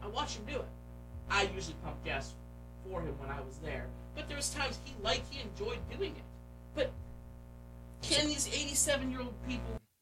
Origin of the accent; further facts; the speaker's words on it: Pennsylvania, United States; We're from Pennsylvania. Meanwhile, we're like right on the border of Pennsylvania